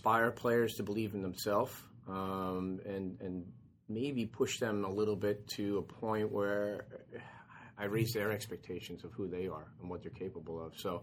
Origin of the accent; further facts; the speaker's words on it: United States; moved away as an adult; being in the English League as an American player